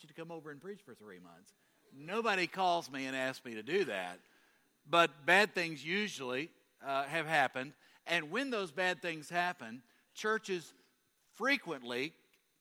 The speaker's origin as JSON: {"language": "English", "region": "Kentucky", "country": "United States", "said": "I'm from Kentucky."}